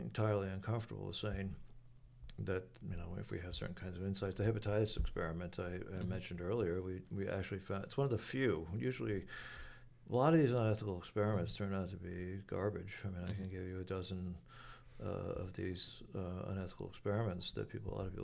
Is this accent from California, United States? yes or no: no; New York City, New York, United States; I'm a New Yorker